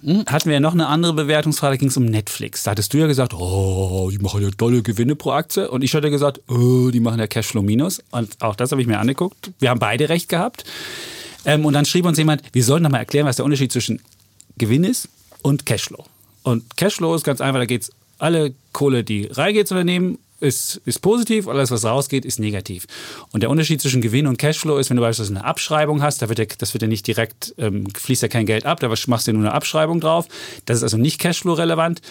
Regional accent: East Germany, Germany; als Ossi

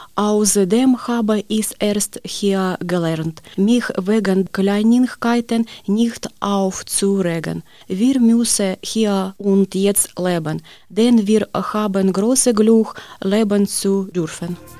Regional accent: Kramatorsk, Donetsk Oblast, Ukraine; German is a second language; moved away as an adult; now in Osnabrück, Germany; Ich komme in der Ukraine aus Kramatorsk

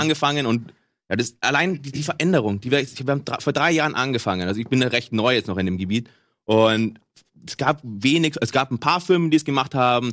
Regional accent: Munich, Bavaria, Germany; Ich komme aus München, wollte eigentlich da auch recht bleiben

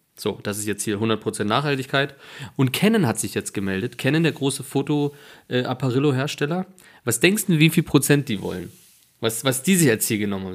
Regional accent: Germany; hier natürlich bei uns in Sachsen und Thüringen

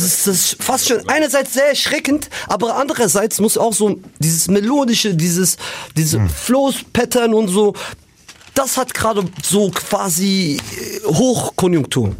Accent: Frankfurt, Hesse, Germany; bei uns in Frankfurt

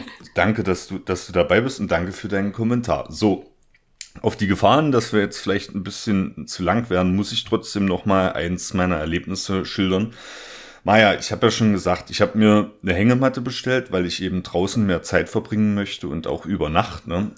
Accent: Germany; now in Leipzig, Germany; auch meine, meine Heimatregion, da komme ich auch her

